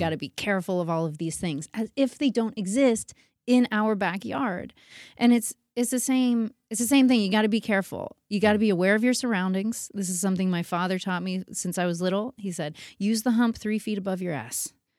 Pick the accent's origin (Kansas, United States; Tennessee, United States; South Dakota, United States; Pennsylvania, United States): Pennsylvania, United States; Pittsburgh; now in New York City, United States; I was born in Pittsburgh, but I felt like a New Yorker my whole life. I knew I was gonna go to New York